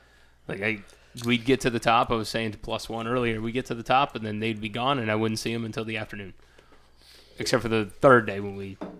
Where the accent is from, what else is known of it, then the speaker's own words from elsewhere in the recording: the South, United States; I'm from the South.